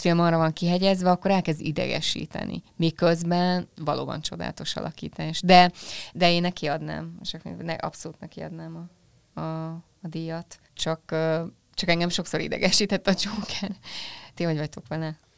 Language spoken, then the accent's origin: Hungarian; Hungary; accent: Hungarian; én itt kis Magyarországról jövök